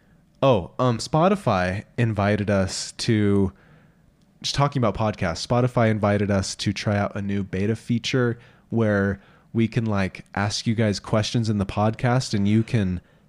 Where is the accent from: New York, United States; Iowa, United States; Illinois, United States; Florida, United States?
Iowa, United States; I grew up in Southeast Iowa, and we eat peanut butter sandwich on white bread dipped in our chili.